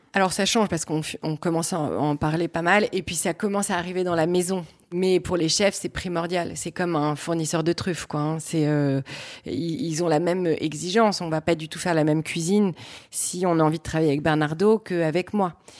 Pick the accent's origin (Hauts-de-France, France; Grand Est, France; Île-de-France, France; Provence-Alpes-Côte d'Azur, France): Hauts-de-France, France; Lille; Je suis originaire de Lille, je suis une vraie fille du Nord.